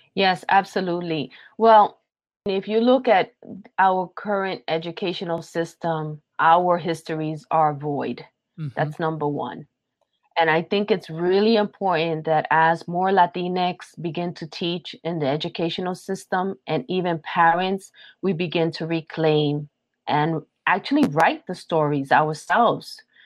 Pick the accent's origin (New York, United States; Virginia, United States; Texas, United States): New York, United States; New York City; I'm a Puerto Rican, born and raised in Brooklyn, New York